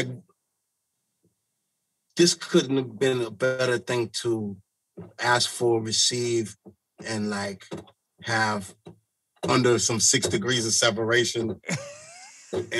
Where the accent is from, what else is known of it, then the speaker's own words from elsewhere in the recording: Akron, Ohio, United States; moved away; I'm from Akron, Ohio, originally